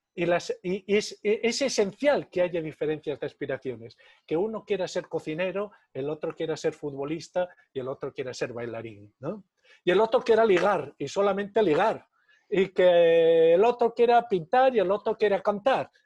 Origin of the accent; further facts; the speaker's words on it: Navarre, Spain; yo soy navarro